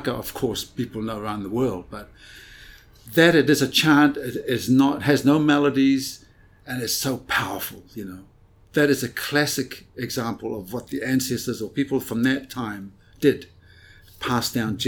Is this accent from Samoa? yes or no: yes; Samoa; moved away; I was born in Samoa, in a very small village of Alamangoto. I was born in a hut, you know, no walls. You know, this is a hut. I was raised there as a child